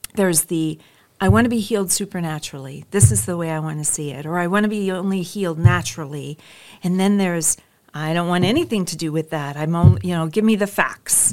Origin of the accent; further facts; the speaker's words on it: North Dakota, United States; moved away as an adult; also born or lived in Minnesota / Michigan; now in Redding, United States; I'm originally from the Midwest, from North Dakota